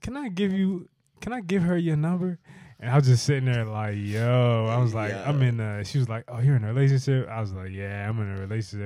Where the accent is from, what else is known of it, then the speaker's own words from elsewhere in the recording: Maryland, United States; I'm from Maryland